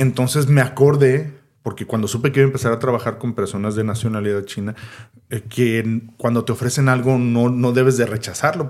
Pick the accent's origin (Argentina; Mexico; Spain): Mexico; Nosotros como mexicanos